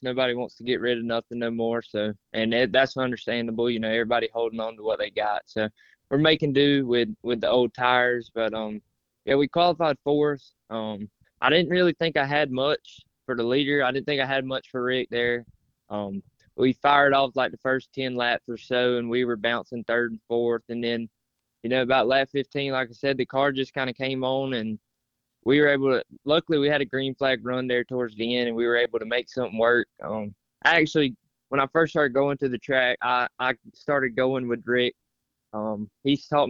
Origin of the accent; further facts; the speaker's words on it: Hartsville, South Carolina, United States; I'm from Hartsville, South Carolina. I just graduated from Hartsville High School